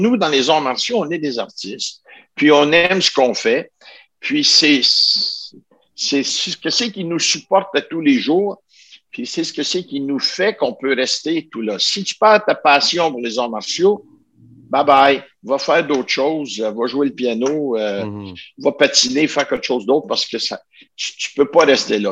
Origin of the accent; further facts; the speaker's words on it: Ottawa, Ontario, Canada; Je viens de la région d'Ottawa